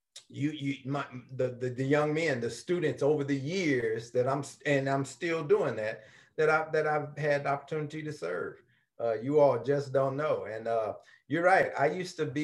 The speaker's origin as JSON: {"language": "English", "town": "St. Louis", "region": "Missouri", "country": "United States", "tie": "born or raised there", "said": "I'm from Northside. I'm from North St. Louis in O'Fallon Park area. Matter of fact, I grew up across the street from O'Fallon Park on Cary Avenue"}